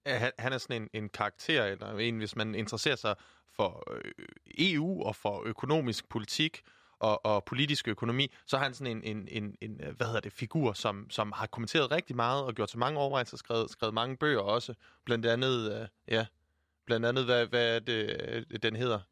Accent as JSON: {"language": "Danish", "region": "Jutland", "country": "Denmark", "said": "jeg er jyde"}